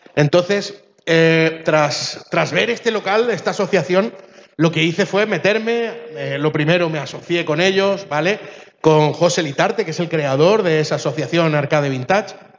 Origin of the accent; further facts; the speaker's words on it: Chile; moved away; Yo soy de origen chileno